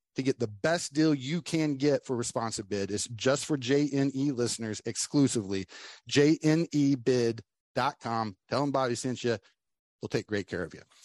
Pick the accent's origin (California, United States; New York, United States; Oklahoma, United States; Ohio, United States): Oklahoma, United States; now in Florida, United States; live in Florida now, but I'm I was born and raised in Oklahoma